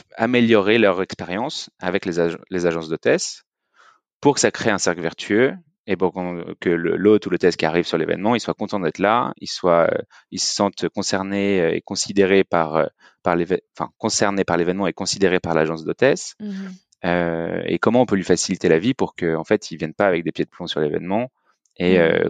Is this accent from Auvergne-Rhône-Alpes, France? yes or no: yes; Lyon, Auvergne-Rhône-Alpes, France; moved away as an adult; now in Paris, France; Je suis lyonnais